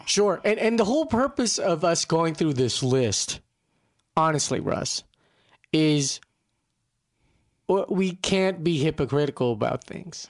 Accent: Philippines; moved away; when I was growing up in the Philippines

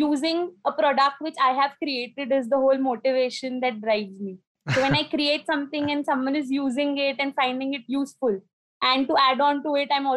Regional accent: Nagpur, Maharashtra, India; moved away as an adult; now in Indore, India; I am from Nagpur, the city of oranges, Maharashtra. And I've got married and shifted to Indore, Madhya Pradesh.

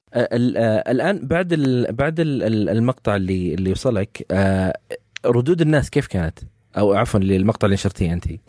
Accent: Saudi Arabia; عندنا في السعوديه

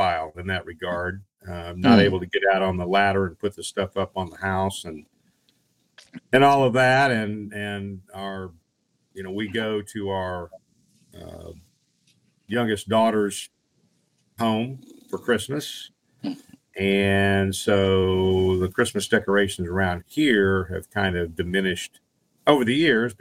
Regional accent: Oklahoma, United States; now in Hawaii, United States; I grew up in Oklahoma

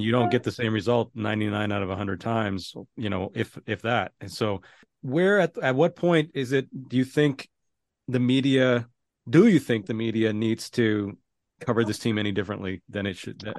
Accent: the Bay Area, California, United States; moved away; I grew up in the Bay Area

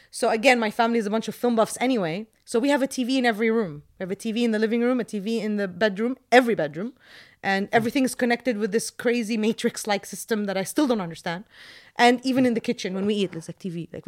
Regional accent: Jordan; This was the case when I was growing up in Jordan.

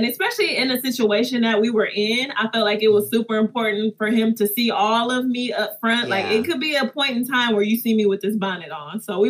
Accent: Detroit, Michigan, United States; I'm a city girl. I'm from Detroit, you know.

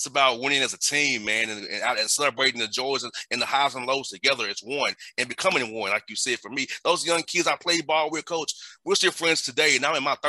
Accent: Atlanta, Georgia, United States; growing up in Atlanta

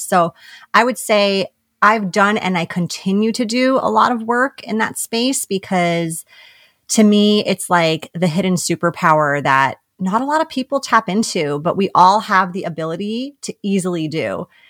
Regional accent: New York, United States; we're both from New York

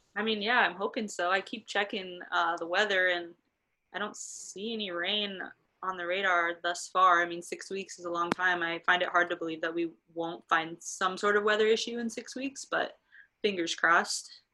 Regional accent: Nebraska, United States; also born or lived in Minnesota; I'm from Nebraska, so I've experienced the cold

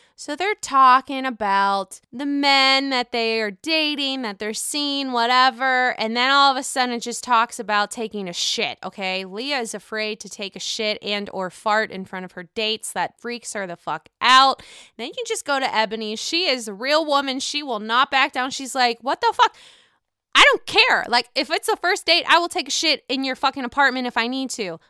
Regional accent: Pittsburgh, Pennsylvania, United States; now in Chicago, United States; I live in Chicago. I'm from Pittsburgh.

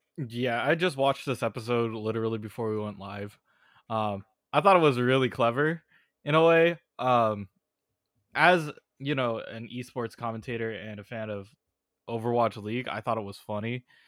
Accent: Bay Area, California, United States; I grew up in the Bay Area.

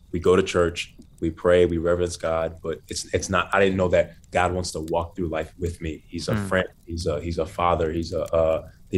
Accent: Naples, Florida, United States; also born or lived in Bronx, New York; my parents split up when I was 10, and I moved from Black Bronx, New York to white Naples, Florida

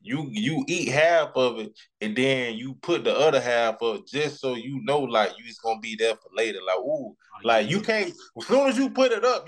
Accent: Florida, United States; also born or lived in St. Petersburg, Florida / Jacksonville, Florida; now in Atlanta, United States; I only been to Miami one time. Even though I'm from Florida

